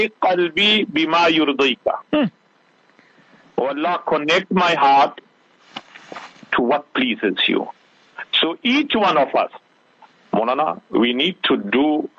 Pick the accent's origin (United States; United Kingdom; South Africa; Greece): South Africa; we are proudly South African.